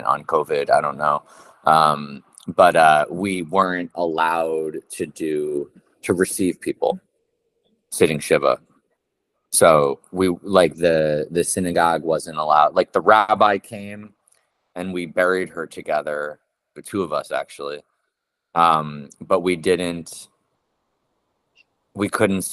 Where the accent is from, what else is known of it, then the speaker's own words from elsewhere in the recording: New York City, New York, United States; I'm a New York City Jew